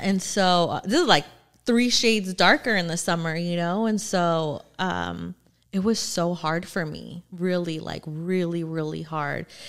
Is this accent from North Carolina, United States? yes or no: no; Orange County, California, United States; also born or lived in Norwalk; I grew up in Orange County